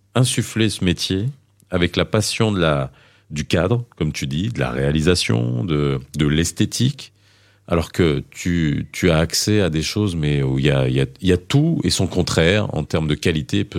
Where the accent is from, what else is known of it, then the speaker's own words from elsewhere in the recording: France; also born or lived in Morocco; j'ai grandi en France